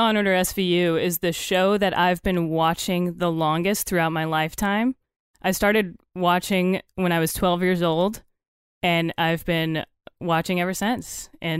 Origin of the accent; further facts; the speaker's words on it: the South, United States; Yeah. Rollins got that kind of, you know, I'm from the South.